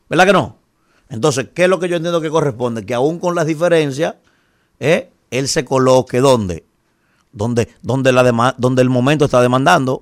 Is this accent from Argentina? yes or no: no; Dominican Republic; soy dominicano